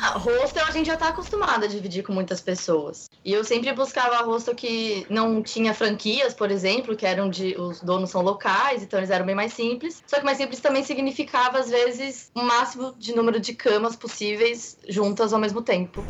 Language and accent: Portuguese; Brazil; eu sou brasileira mesmo, gosto de ser brasileira, eu amo ser brasileira